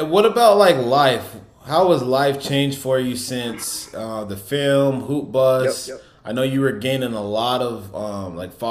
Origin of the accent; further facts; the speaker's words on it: New York City, New York, United States; I know I'm from New York City, but I'm